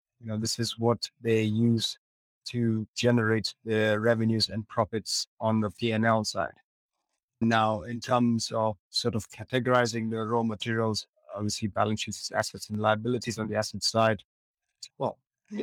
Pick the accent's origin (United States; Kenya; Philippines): Kenya; moved away; I'm originally from Kenya, but currently living in the diaspora.